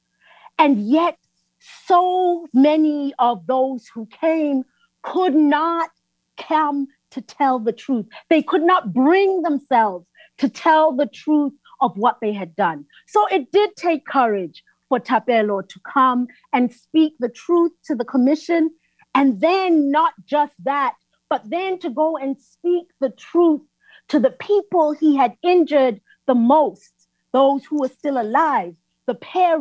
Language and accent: English; South Africa; I'm from South Africa